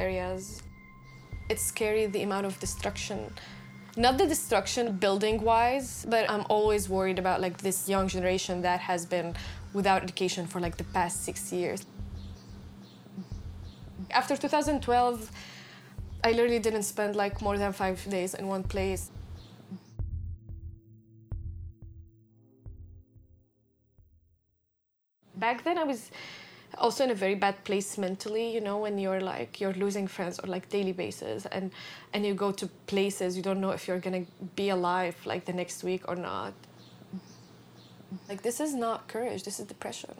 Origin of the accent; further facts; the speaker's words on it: Syria; moved away as an adult; I was in my hometown